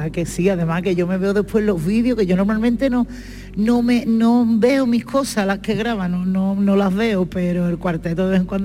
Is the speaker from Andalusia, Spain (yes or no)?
yes; Jerez de la Frontera, Andalusia, Spain; soy de Jerez.